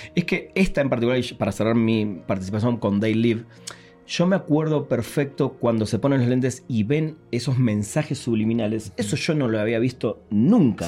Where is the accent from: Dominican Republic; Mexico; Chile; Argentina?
Argentina; moved away as an adult; yo todavía vivía en Argentina, hace 14 años que vivo acá, pero en los 90 vivía en Argentina